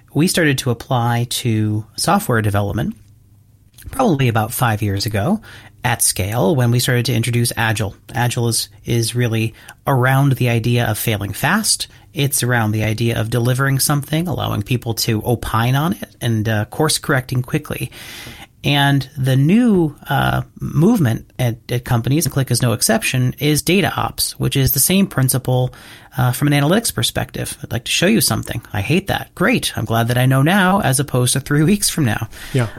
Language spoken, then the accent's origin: English; United States; the US, my home country